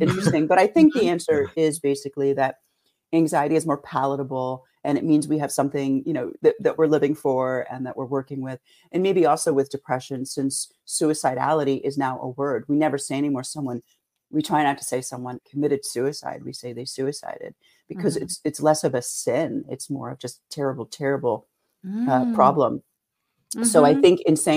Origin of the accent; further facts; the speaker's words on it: Philadelphia, Pennsylvania, United States; moved away as an adult; also born or lived in San Francisco; I am from the inner city of Philadelphia, not far from Germantown. Lived there for my first 31 years and then moved here to study dance therapy